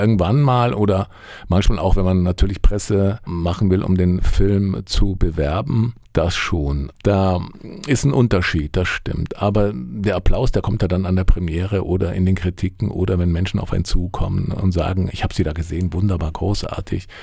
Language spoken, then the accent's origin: German; Allgäu, Bavaria, Germany; moved away; Ich komme ja aus dem Allgäu, aus, ja, aus einer Kleinstadt